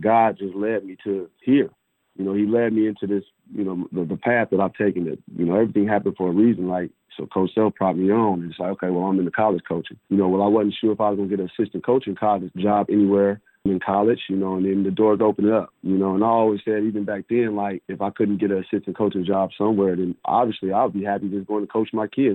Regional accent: Portland, Oregon, United States; moved away; my hometown, P Town, Portland, Oregon

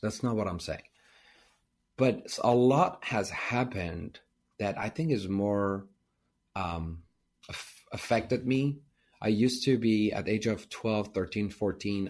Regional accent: Iran; English is a second language; moved away as an adult; now in United States; I grew up in Iran and we were Armenian, so we were minority

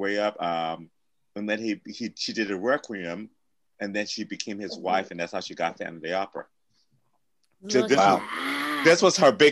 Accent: Cincinnati, Ohio, United States; when I was growing up in Cincinnati, I lived with the people I lived

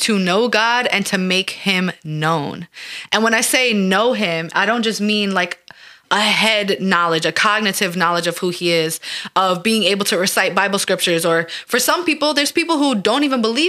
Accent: New York, United States; We're from New York

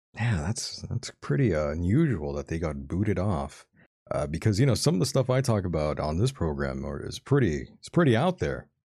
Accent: Calexico / Mexicali / El Centro area, California, United States; my hometown and the surrounding cities where I am

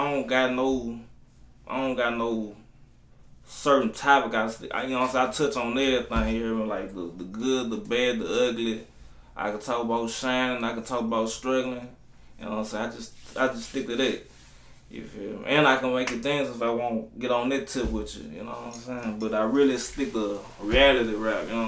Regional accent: Baton Rouge, Louisiana, United States; Baton Rouge, Louisiana

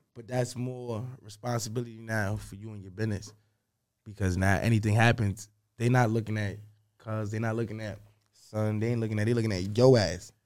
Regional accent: New York City, New York, United States; I'm from New York.

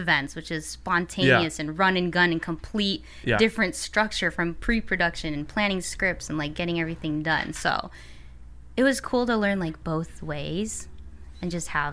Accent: Chicago, Illinois, United States; moved away as an adult; now in California, United States; I grew up in the suburbs, went to high school there, went to college in the city, and pretty much stayed in the city for, like, 6 years before I moved here.

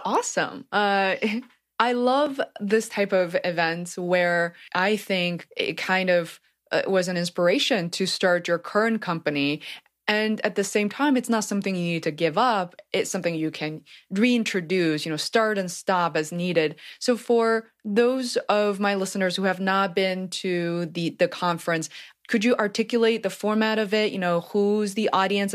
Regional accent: Beijing, China; moved away; I grew up in Beijing of fourteen million people

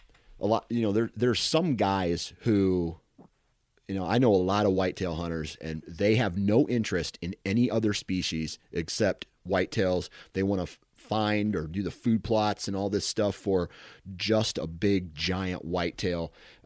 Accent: Iowa, United States; I'm from Iowa, one of the greatest states for whitetail hunting. That's where I cut my teeth on the outdoors.

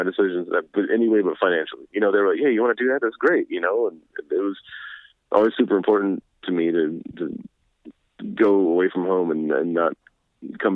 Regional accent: between Natalia and Devine, southeast Texas, United States; born or raised there; also born or lived in San Antonio, Texas

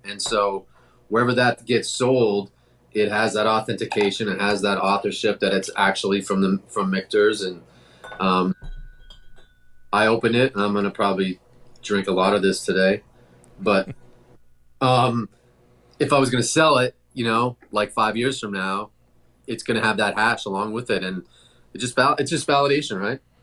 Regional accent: Toronto, Ontario, Canada; moved away; I'm from Toronto originally

